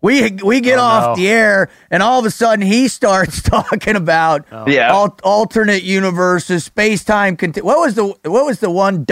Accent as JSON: {"language": "English", "region": "South Florida", "country": "United States", "tie": "born or raised there", "said": "I grew up in South Florida too"}